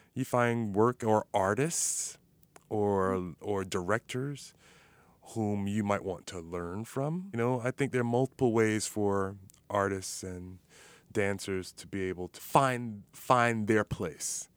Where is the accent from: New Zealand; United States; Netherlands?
United States; Miami, Florida; moved away; also born or lived in Minnesota; I'm originally from Miami, Florida